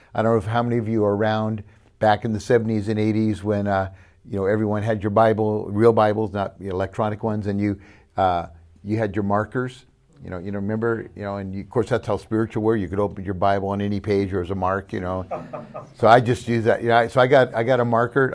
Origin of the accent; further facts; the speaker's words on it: California, United States; we're from California